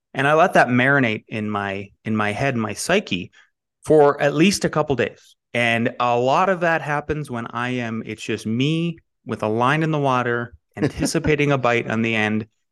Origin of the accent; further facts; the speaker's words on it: Northwest North Dakota, United States; moved away; I am from Northwest North Dakota originally.